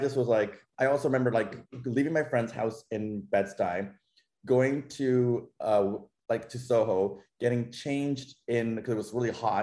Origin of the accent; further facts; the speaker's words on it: Toronto, Ontario, Canada; moved away as an adult; also born or lived in New York; growing up in Toronto